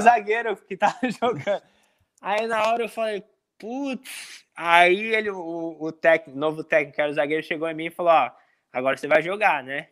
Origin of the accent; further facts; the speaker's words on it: Brazil; moved away as an adult; also born or lived in Tampa, United States; now in Richmond, United States; tinha voltado pro Brasil, tava com a minha família